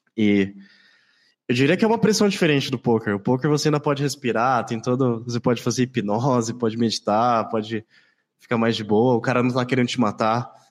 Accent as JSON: {"language": "Portuguese", "town": "Campo Grande", "region": "Mato Grosso do Sul", "country": "Brazil", "said": "Eu sou de Campo Grande, capital do Mato Grosso do Sul"}